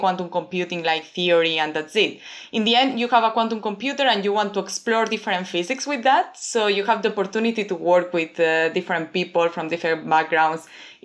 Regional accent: Barcelona, Catalonia, Spain; moved away as an adult; now in Toronto, Canada; I'm from Barcelona, from Spain, and I study physics there

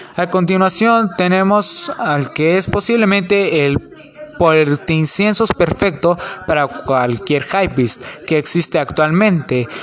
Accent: Mexico; son de México, al igual que yo

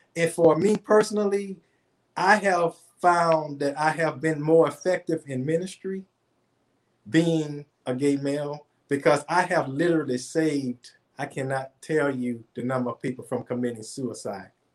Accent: New Orleans, Louisiana, United States; now in Atlanta, United States; I'm from New Orleans originally. I live in Atlanta now

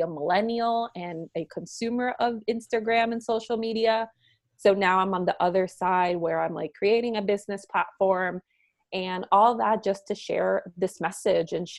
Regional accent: Puerto Rico; also born or lived in Miami; now in Minnesota, United States; I am originally from Puerto Rico, and I'm very proud of my Puerto Rican roots

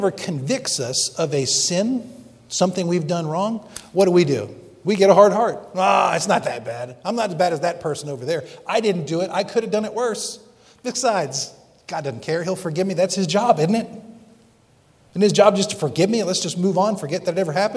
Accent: Bethlehem, Pennsylvania, United States; moved away; I grew up in Bethlehem, Pennsylvania. Yes, I'm a Yankee

